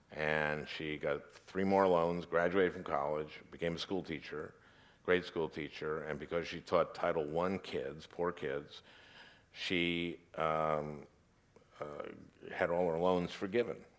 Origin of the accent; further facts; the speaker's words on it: St. Louis Park, Minnesota, United States; I grew up in Minnesota, in Saint Louis Park, Minnesota